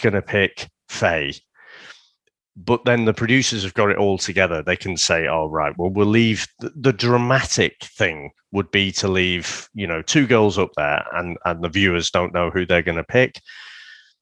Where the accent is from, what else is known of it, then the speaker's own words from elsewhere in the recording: St Helens, North West England, United Kingdom; I grew up mostly in St. Helens